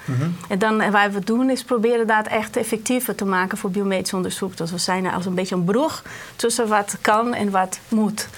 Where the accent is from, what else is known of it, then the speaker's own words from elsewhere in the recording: Brazil; moved away as an adult; now in Netherlands; ik kom uit Brazilië vandaan